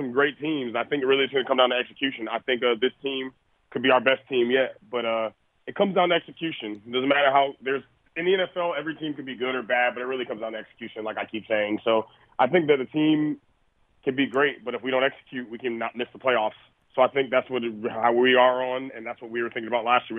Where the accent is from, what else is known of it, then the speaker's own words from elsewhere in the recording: North Carolina, United States; North Carolina, my home state